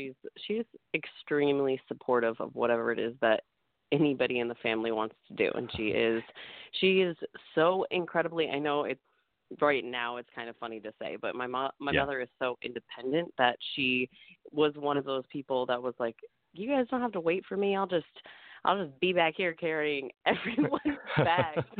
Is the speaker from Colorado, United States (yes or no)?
yes; Colorado Springs, Colorado, United States; You know what? I think that it was absolutely the best place for me to grow up. I loved hiking and snowboarding, camping, and I tried skydiving out there.